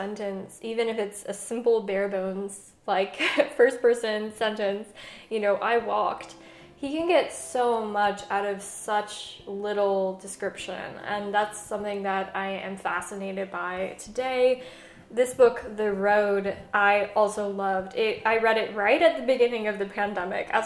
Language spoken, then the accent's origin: English; Southwest, United States; growing up in the Southwest